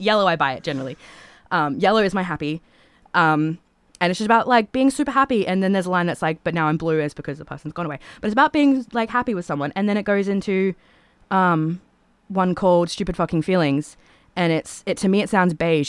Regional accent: Toowoomba, Queensland, Australia; I'm from Toowoomba

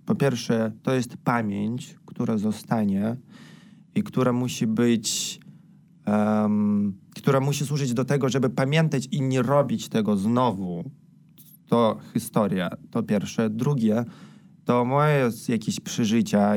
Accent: Belarus; moved away; jako Białorusini

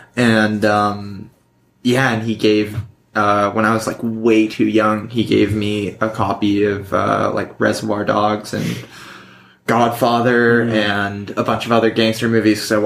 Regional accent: Vancouver, British Columbia, Canada; We're both from Vancouver

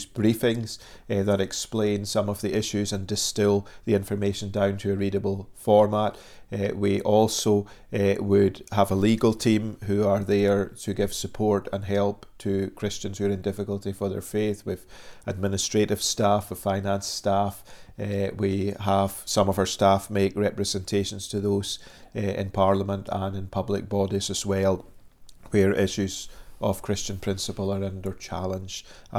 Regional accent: Dundee, Scotland, United Kingdom; moved away as an adult; now in Northern Ireland, United Kingdom; if people are wondering about the accent, originally I come from Dundee on the east coast of Scotland.

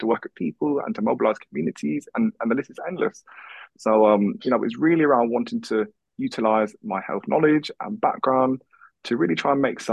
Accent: London, United Kingdom; also born or lived in United States / South Korea / Peterborough; now in Manchester, United Kingdom; I was born in London, so Croydon.

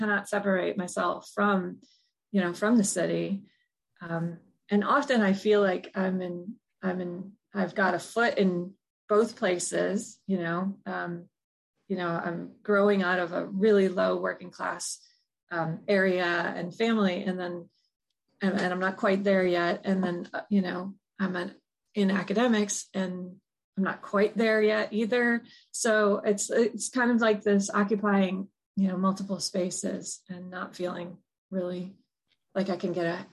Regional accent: Buffalo, New York, United States; I grew up in Buffalo, so Bethlehem Steel was big in my history

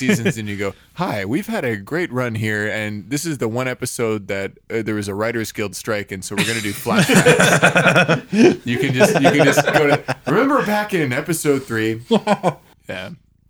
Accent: Canada; I'm from Canada. There's nothing here.

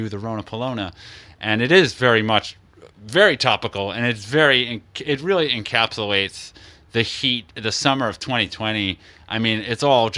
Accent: United States; I'm an American

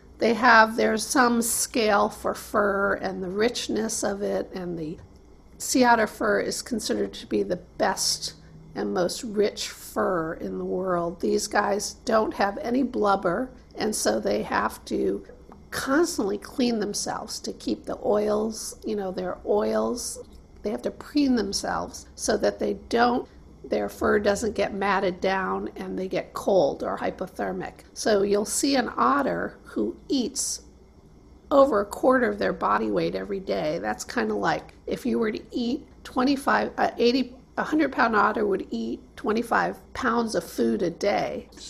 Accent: Michigan, United States; now in Monterey, United States; I feel like I'm from Michigan, and having come here several years ago and landed here as a marine biologist

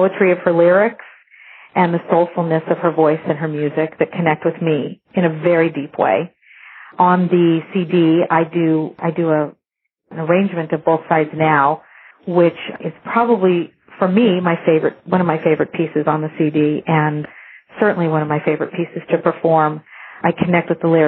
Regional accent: La Jolla, California, United States; I grew up down in La Jolla, California

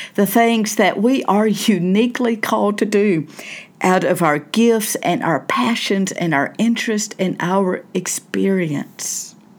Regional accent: Southern United States, United States; I grew up in the South, Southern United States. I still live in the South

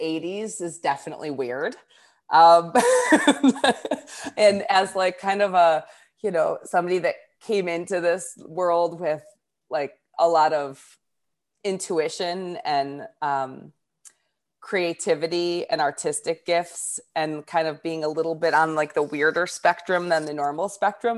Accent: north of Detroit, Michigan, United States; I grew up about twenty minutes north of Detroit

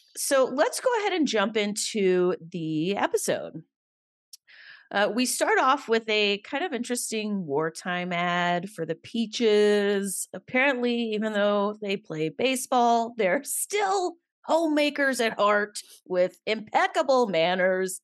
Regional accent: Alabama, United States; I grew up in Alabama

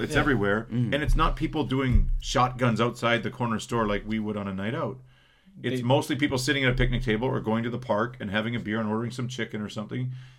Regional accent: Canada; also born or lived in Manitoba; growing up in Canada

